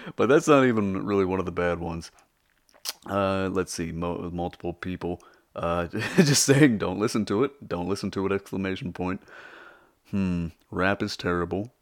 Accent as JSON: {"language": "English", "region": "Texas", "country": "United States", "tie": "born or raised there", "said": "I was born and raised in Texas"}